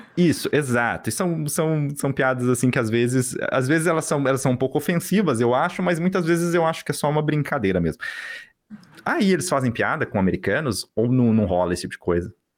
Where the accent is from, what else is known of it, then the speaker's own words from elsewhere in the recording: Brazil; now in Vancouver, Canada; Nós, como brasileiros que moramos fora do Brasil